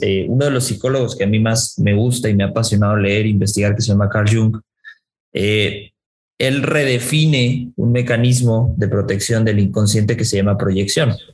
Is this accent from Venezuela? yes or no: no; Mexico; yo soy más mexicano que, que el nopal y que la tortilla